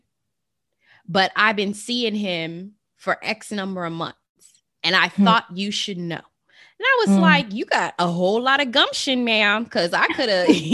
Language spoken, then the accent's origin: English; Las Vegas, Nevada, United States; I'm from Las Vegas, the city of sin.